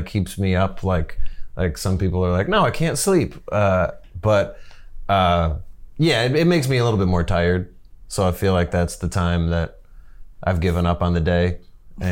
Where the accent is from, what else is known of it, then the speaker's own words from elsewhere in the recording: Southfield, Michigan, United States; I grew up in Southfield, but then when I tell people that I grew up in a suburb of Detroit